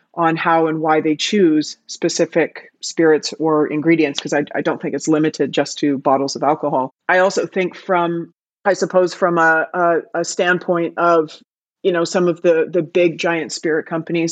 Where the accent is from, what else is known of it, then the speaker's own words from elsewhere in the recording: Canada; moved away as an adult; now in Amsterdam, Netherlands; I am Canadian, if you can't hear it in my voice. I live in Amsterdam, but I'm definitely Canadian